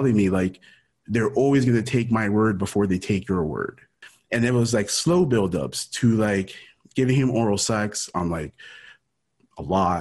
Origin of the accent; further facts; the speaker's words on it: Miami, Florida, United States; also born or lived in Ecuador; born in Ecuador, raised in Miami. I came to the U.S. when I was in 89. I must have been three-ish or so. So lived in Miami my whole life